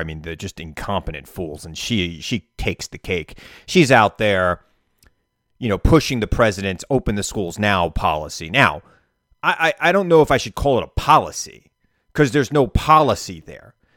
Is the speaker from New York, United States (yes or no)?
yes; New York, United States; As a New Yorker